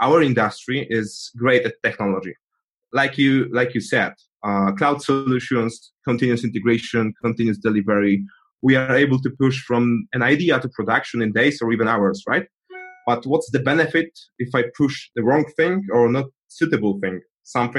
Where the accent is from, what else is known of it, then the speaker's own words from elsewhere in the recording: Poland; I'm from Poland